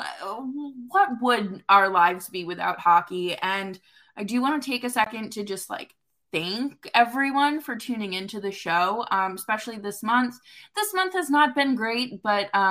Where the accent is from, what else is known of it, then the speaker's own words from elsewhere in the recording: New York, United States; As a New Yorker